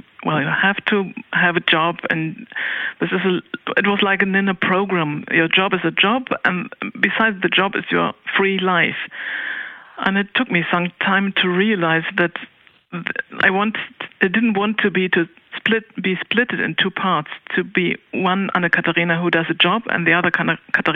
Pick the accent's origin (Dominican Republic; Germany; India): Germany; Cologne, North Rhine-Westphalia; I grew up in Cologne City